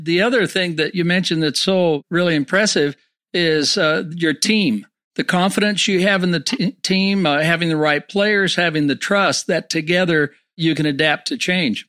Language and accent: English; San Francisco, California, United States; now in Utah, United States; in the great state of Utah where I live, I was raised in San Francisco, but lived here for 50 years